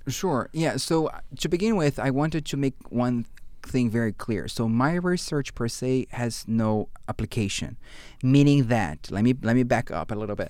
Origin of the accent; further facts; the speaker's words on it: Brazil; English is a second language; moved away as an adult; also born or lived in Fredericton, Canada / Portugal; now in Canada; I come from Brazil